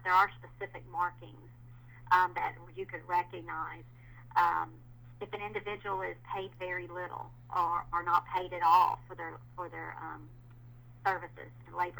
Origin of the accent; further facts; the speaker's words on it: the South, United States; I'm from the South